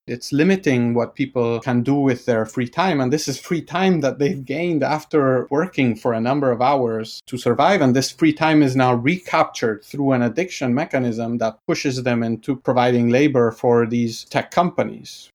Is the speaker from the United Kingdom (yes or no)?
no; Argentina; I'm from Argentina